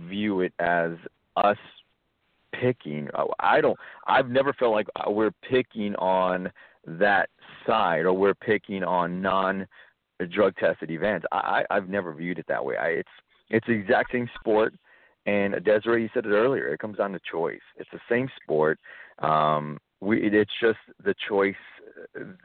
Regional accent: South Texas, United States; I grew up actually in South Texas

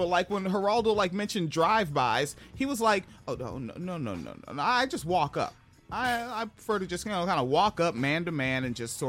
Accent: Lower Pierce County, Washington, United States; also born or lived in North New Jersey; I was born in North New Jersey, but like my very significant childhood years, we're in the fucking suburbs in Lower Pierce County.

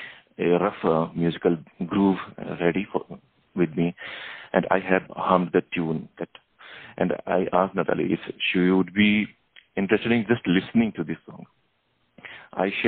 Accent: India; from India

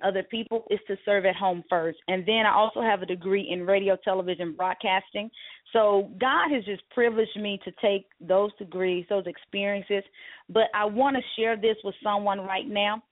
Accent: Mississippi, United States; growing up in Mississippi

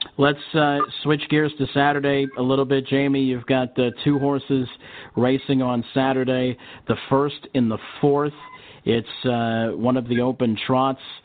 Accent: Gary, Indiana, United States; I'm from Indiana, uh, grew up uh, a little bit north of you guys, uh, all the way up in Gary, next to Chicago

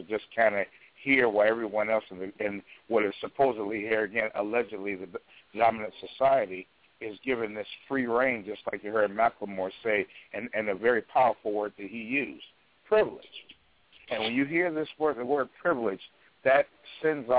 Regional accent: Chicago, Illinois, United States; my hometown of Chicago

